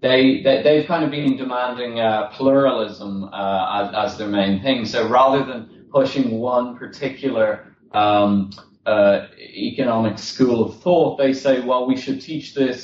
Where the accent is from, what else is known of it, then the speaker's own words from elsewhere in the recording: Dublin, Leinster, Ireland; moved away as an adult; now in London, United Kingdom; I'm from Dublin originally, and I moved to London about four and a half years ago